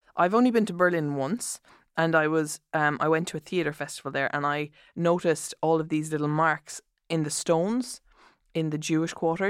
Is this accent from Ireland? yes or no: yes; Ireland; as an Irish person